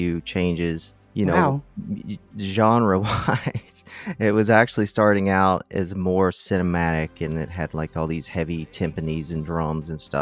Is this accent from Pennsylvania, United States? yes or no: no; Kentucky, United States; also born or lived in San Francisco; now in Los Angeles, United States; I'm from Kentucky